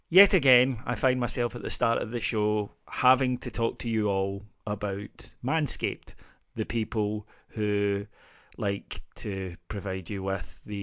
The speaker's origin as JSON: {"language": "English", "region": "Scotland", "country": "United Kingdom", "said": "as a Scottish Presbyterian"}